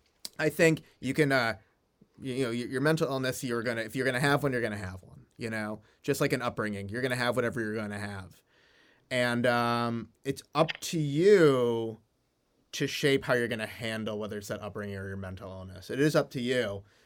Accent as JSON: {"language": "English", "region": "Midwest", "country": "United States", "tie": "born or raised there", "said": "I grew up in the Midwest"}